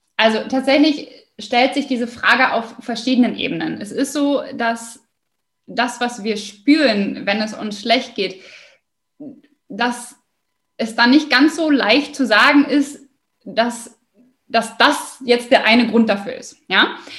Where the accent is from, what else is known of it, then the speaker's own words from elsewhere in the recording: Osnabrück, Lower Saxony, Germany; ich komme aus Osnabrück